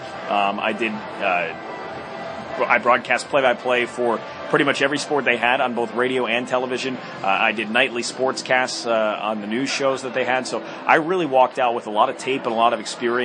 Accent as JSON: {"language": "English", "area": "Bergen County", "region": "New Jersey", "country": "United States", "tie": "born or raised there", "said": "growing up in Bergen County, New Jersey, it's a great place"}